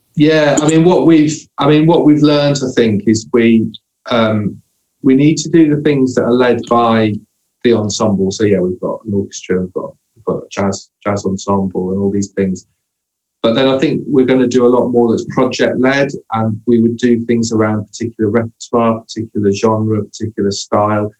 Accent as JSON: {"language": "English", "town": "Hull", "region": "Yorkshire and the Humber", "country": "United Kingdom", "tie": "born or raised there", "moved": "yes", "said": "I grew up in Hull"}